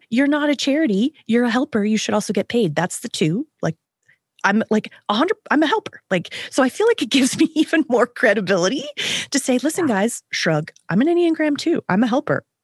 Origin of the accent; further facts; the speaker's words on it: Canada; Maybe it's because I am Canadian, or maybe it's because I am 50